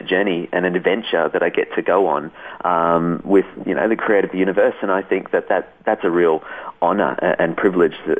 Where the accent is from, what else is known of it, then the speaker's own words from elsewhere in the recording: Australia; also born or lived in Switzerland; as an Australian